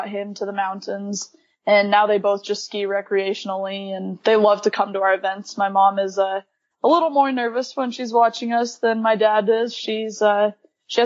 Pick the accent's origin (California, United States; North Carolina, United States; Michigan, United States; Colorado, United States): Colorado, United States; Steamboat Springs; I was born and raised in Steamboat.